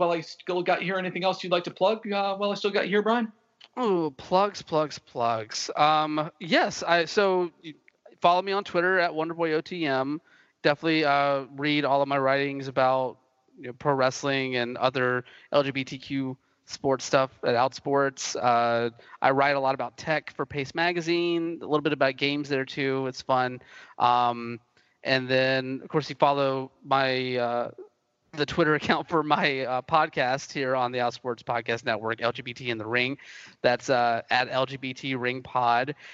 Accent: Southeastern US, United States; especially growing up in Braves country where this sort of like conservative mindset with the sport is is held.

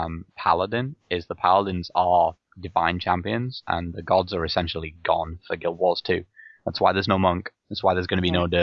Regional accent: England, United Kingdom; Because I'm English and I know the English language

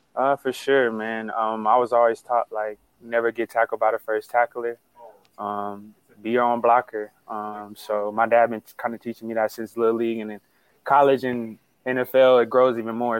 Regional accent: Texas, United States; moved away as an adult; now in San Diego, United States; I'm from Texas

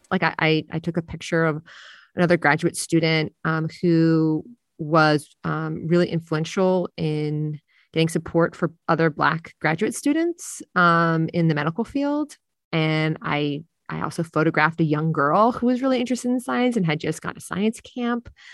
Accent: Jersey Shore, New Jersey, United States; I'm a beach lifeguard in my hometown on the Jersey Shore

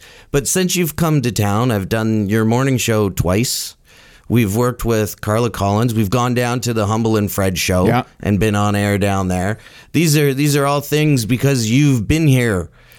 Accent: Scotland, United Kingdom; I'm Scottish as well, but I understand it.

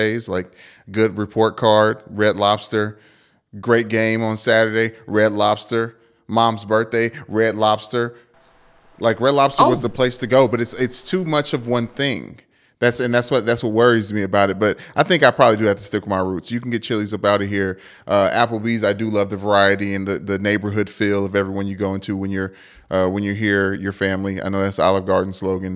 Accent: Kentucky, United States; I'm from Kentucky

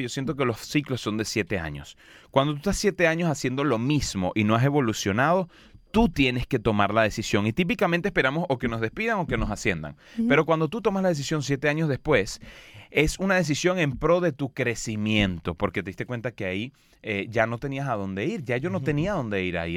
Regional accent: Los Teques, Miranda, Venezuela; moved away; yo soy de un pueblo de 100.000 habitantes, muy chiquito que se llama Los Teques, en Venezuela

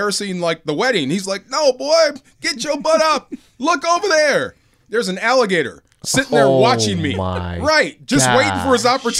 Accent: California, United States; Just being Californian.

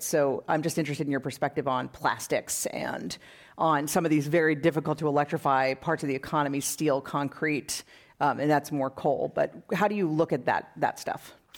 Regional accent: Wisconsin, United States; now in California, United States; I'm from Wisconsin

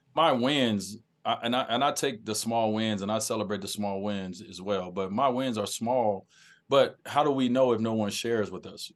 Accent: Chicago, Illinois, United States; where I grew up in Chicago

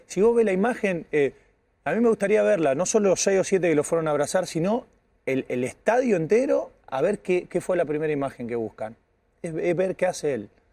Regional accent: Casilda, Santa Fe, Argentina; moved away; al lado de mi pueblo, ahí corre con ventaja, queda 15 kilómetros donde soy yo, de, eh, Casilda

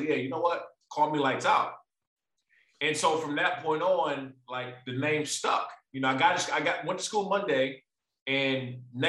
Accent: Maryland, United States; moved away as an adult; also born or lived in San Diego; I'm a huge seafood guy because I'm from Maryland.

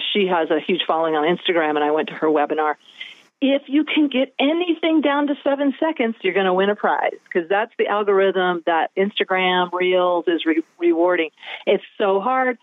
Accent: the Ozarks, United States; I'm from the Ozarks.

